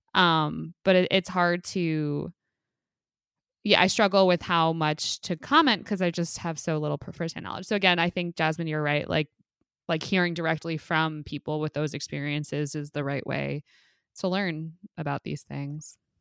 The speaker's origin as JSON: {"language": "English", "country": "United States", "said": "as an American"}